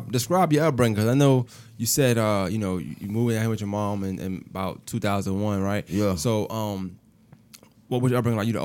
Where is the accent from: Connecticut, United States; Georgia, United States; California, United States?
Georgia, United States; Marietta; moved away; also born or lived in Augusta, Georgia; I was born in Marietta, Georgia. Stone Hospital.